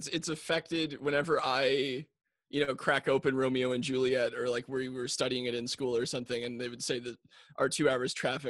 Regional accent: New Glasgow, Nova Scotia, Canada; I grew up in Nova Scotia. I was in New Glasgow.

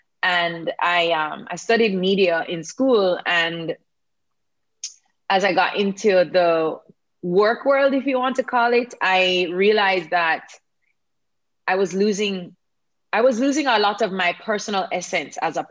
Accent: Kingston, Jamaica; I was born and raised right there in Kingston, Jamaica.

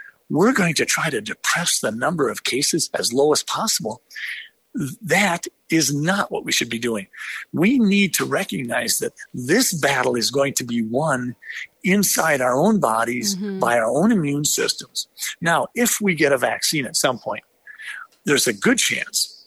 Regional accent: United States; as an American

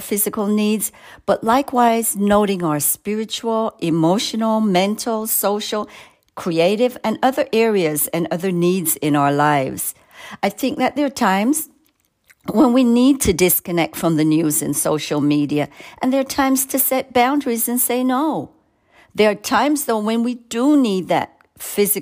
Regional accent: Jamaica; moved away; You can hear an accent. I grew up in Jamaica.

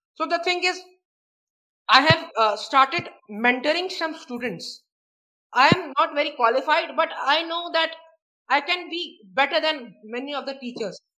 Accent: Prayagraj, Uttar Pradesh, India; I'm from Allahabad, or uh, okay. now named Prayagraj

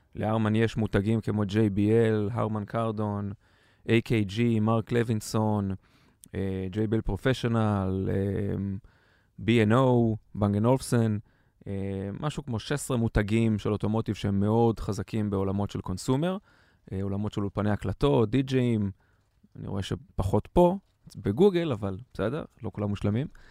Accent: Ganei Tikva, Central District, Israel; בן 42, מגני תקווה

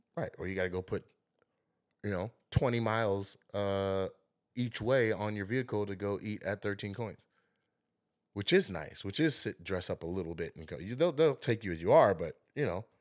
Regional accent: Lacey, Washington, United States; I'm a kid from Lacey

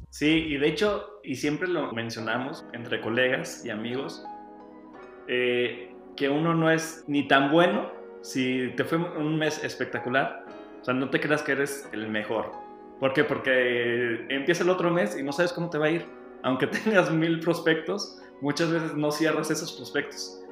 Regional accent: San Luis Potosí, Mexico; moved away as an adult; regreso a San Luis, que es mi tierra, están mis amigos, está mi familia

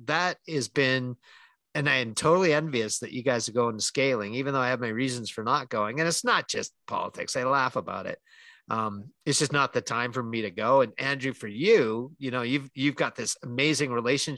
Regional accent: Calgary, Alberta, Canada; born or raised there

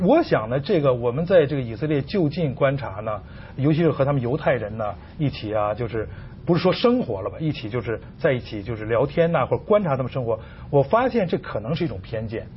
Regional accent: China; 我们中国人

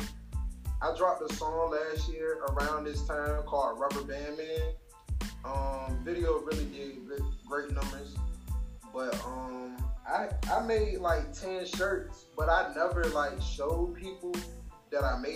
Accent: Chesapeake, Virginia, United States; I'm from Chesapeake, Virginia. South Norfolk. I've been born and raised here.

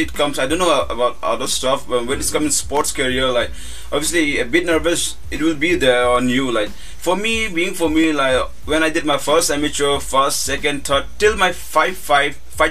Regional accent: India; being Indian parents

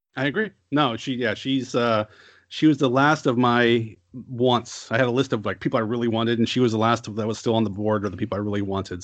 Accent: United States; as an American or a Westerner

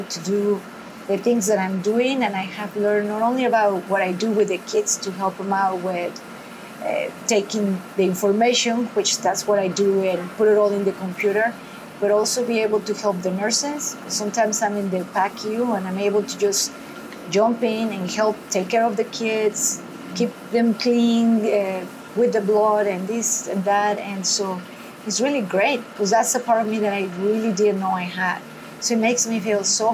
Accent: Guadalajara, Jalisco, Mexico; now in Fresno, United States; back in my country and be able to help my people and back in the city where I grew up

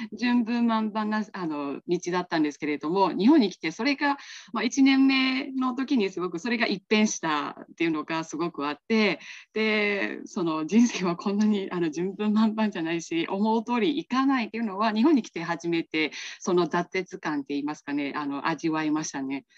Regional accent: Myanmar; Japanese is a second language; moved away as an adult; also born or lived in Kansai, Japan; now in Japan; 出身地です出身地のところで、まあ、小さいんですけれどもあの自営業をあのやっております

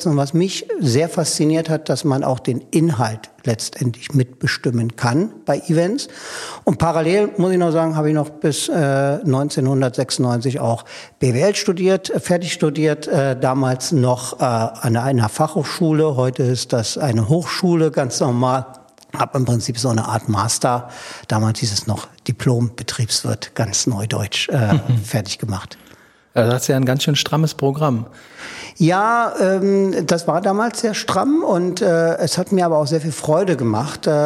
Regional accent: Berlin, Germany; born there; Ich bin in Berlin-Pankow geboren, bin in der DDR zur Schule gegangen und bin eine Woche vor der Maueröffnung über die Prager Botschaft äh, geflohen.

